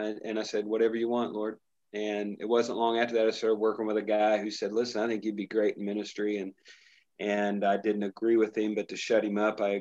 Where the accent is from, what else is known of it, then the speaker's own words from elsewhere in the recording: Brazil, Indiana, United States; I grew up in the big city of Brazil, Indiana